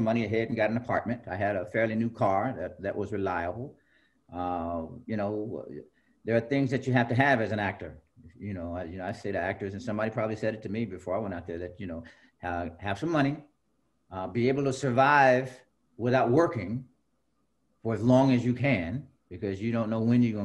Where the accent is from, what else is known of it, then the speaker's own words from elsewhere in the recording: Fort Worth, Texas, United States; moved away; also born or lived in New Jersey; I grew up in Texas